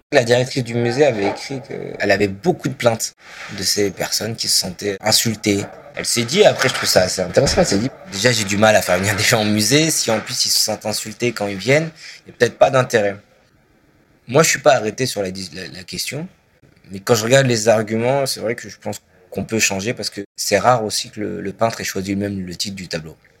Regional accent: France; en tant que Français

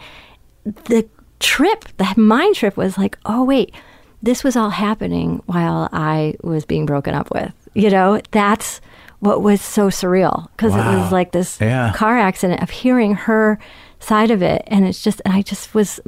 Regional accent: California, United States; I'm from California

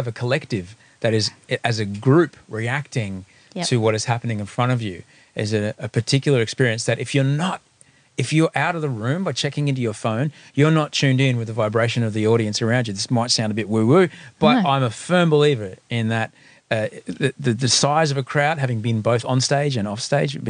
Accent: Brisbane, Queensland, Australia; I grew up here in Brisbane

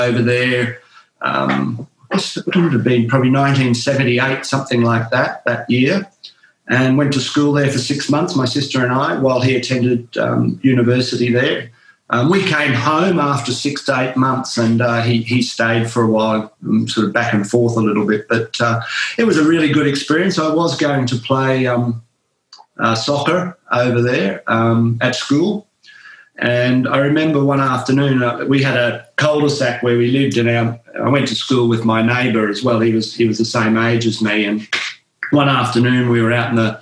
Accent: Gold Coast, Queensland, Australia; also born or lived in Brisbane / Oregon; now in Richmond, United Kingdom; the family moved down to the Gold Coast. And that was great fun down there. I started going to school down there

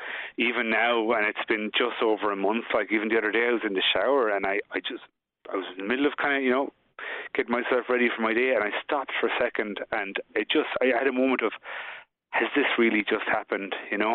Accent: Adare, County Limerick, Ireland; now in Dublin, Ireland; I grew up in Adair with obviously my family, including Desmond, and so, you know, as small as Limerick is, I'm very much an Adair person

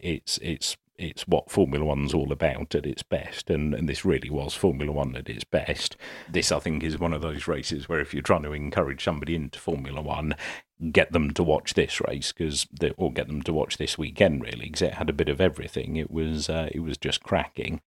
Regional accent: United Kingdom; I'm British

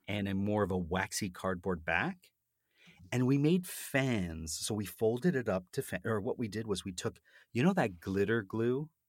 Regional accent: Canada; accent: Canadian; my Canadian accent

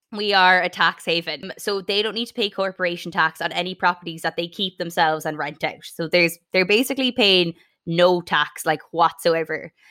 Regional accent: Sligo, Connacht, Ireland; my home town of Sligo

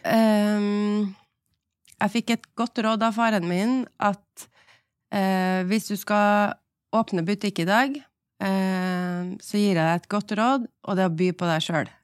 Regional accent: Trondheim, Trøndelag, Norway; moved away as an adult; also born or lived in Oslo; jeg var hjemme i Trondheim

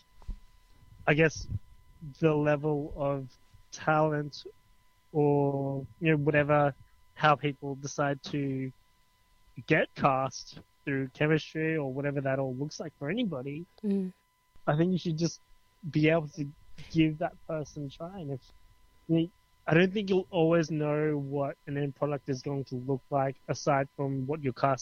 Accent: Australia; as Australian culture is that we are diverse

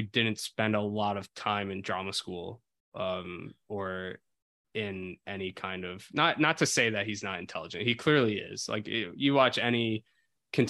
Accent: New Jersey, United States; I'm from New Jersey

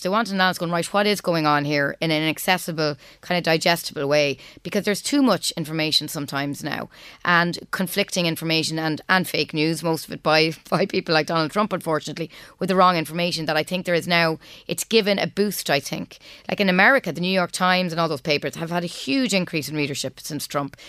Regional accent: Trim, County Meath, Ireland; moved away as an adult; also born or lived in Cambridge, England; now in United States; we grew up in Trim, and music was a very big part of my background.

